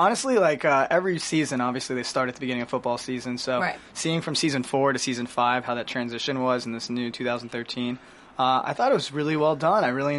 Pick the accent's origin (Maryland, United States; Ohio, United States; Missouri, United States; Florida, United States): Florida, United States; moved away; Daniel Tosh is from the same area I grew up in Florida.